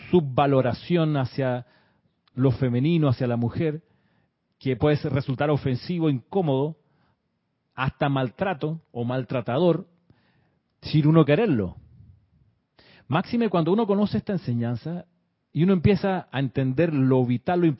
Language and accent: Spanish; Chile; accent: Chilean; la persona escuchaba mi acento chileno, hoy no es tan chileno, según me, decía una persona, pero bueno, en ese entonces, muchos años atrás, mi acento era más obviamente chileno.